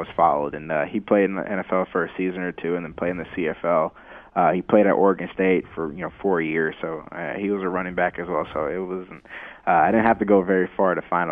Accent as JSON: {"language": "English", "country": "Haiti", "also_born_or_lived": "South Florida", "said": "I'm from Haiti"}